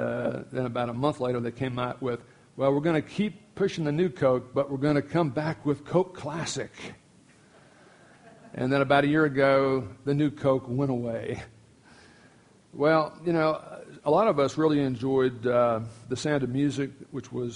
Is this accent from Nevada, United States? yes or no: no; Miami, Florida, United States; now in Duncan, United States; I grew up in Miami, Florida, elementary school years